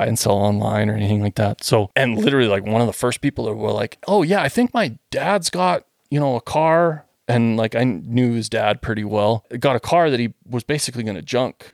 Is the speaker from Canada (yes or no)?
yes; Western Canada, Canada; moved away; I'm from Western Canada.